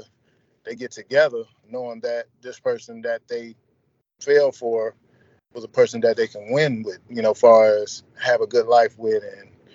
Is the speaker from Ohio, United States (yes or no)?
yes; Toledo, Ohio, United States; my hometown also, Toledo, Ohio